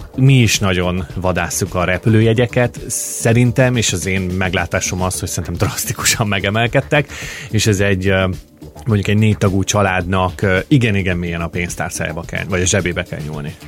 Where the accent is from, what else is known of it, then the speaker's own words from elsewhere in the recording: Hungary; now in Australia; három-négy munkahelyet hagytam el Magyarországon